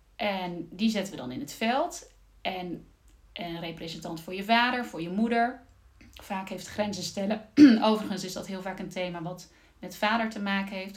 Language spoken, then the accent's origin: Dutch; Zeelandic Flanders, Netherlands; moved away as an adult; also born or lived in Amsterdam; Ik ben zelf eh, opgegroeid in uh, Zeeuws-Vlaanderen